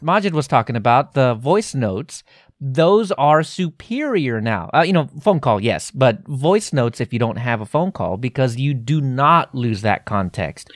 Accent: Texas, United States; my inner Texan

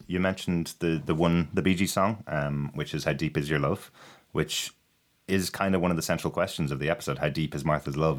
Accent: Ireland; I'm Irish

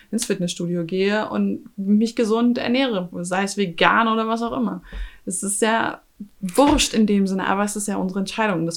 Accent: Austria; ich bin damit aufgewachsen im Kleinkalkrieg in Österreich.

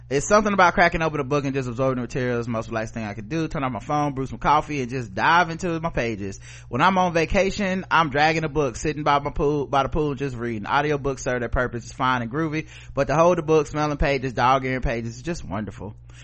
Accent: Maine, United States; I'm from Maine.

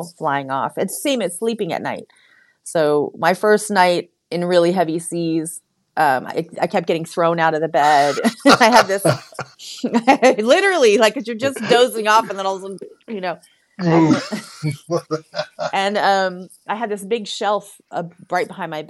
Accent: San Francisco, California, United States; I'm from San Francisco

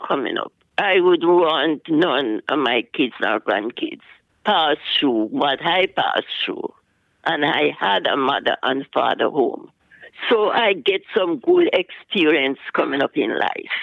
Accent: Jamaica; moved away; I was born in Jamaica, West Indies.

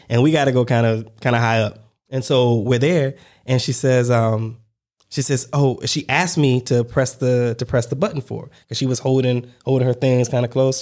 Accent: United States; I'm American

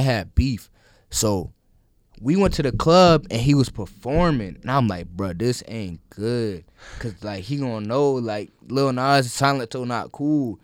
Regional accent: Holly Springs, United States; I film in my hometown of Holly Springs

